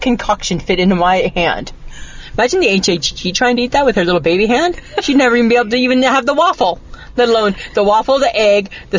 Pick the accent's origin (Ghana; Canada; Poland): Canada; I'm not from America. We don't have that in Canada.